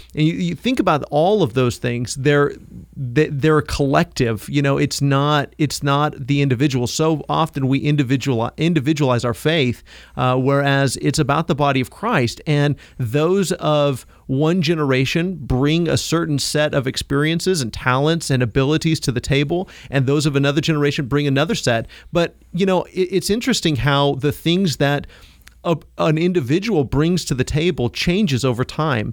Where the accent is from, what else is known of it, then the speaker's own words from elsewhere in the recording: Kansas, United States; I come from Kansas